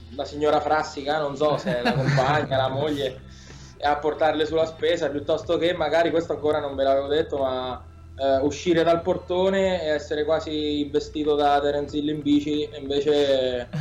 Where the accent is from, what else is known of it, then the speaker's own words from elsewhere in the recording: Spoleto, Umbria, Italy; noi veniamo da Spoleto, siamo i …